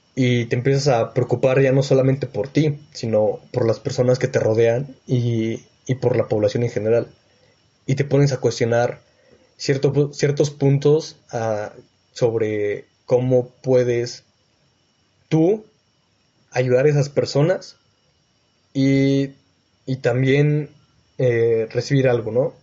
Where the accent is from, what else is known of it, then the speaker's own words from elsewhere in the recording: Mexico City, Mexico; moved away; also born or lived in Texcoco, State of Mexico; yo vengo de la Ciudad de México y actualmente estoy viviendo en Texcoco, en el Estado de México.